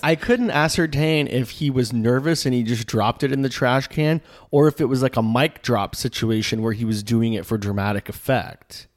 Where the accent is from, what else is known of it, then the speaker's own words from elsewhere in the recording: Florida, United States; we're from Florida